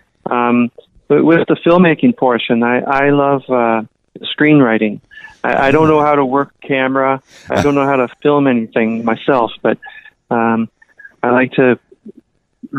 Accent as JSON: {"language": "English", "town": "Toronto", "region": "Ontario", "country": "Canada", "tie": "born or raised there", "moved": "yes", "lives_now": "Vancouver, Canada", "said": "I grew up in the Toronto area and then moved out to the West Coast"}